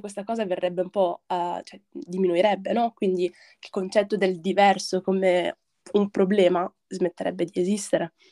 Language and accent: Italian; Padenghe sul Garda, Lombardy, Italy; also born or lived in Morocco; sono nata in Marocco e all'età di 4 anni mi sono trasferita con i miei genitori in Italia, in un piccolo paesino in provincia di Brescia sul lago di Garda